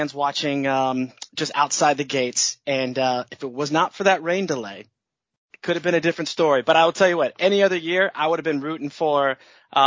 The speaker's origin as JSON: {"language": "English", "town": "Cleveland", "region": "Ohio", "country": "United States", "moved": "yes", "said": "I'm originally from Cleveland"}